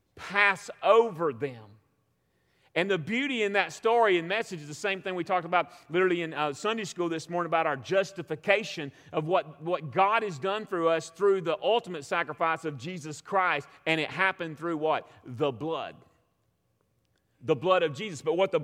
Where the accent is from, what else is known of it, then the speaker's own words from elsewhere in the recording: the South, Southern United States, United States; accent: Southern; I don't just say their wording in English in my Southern accent.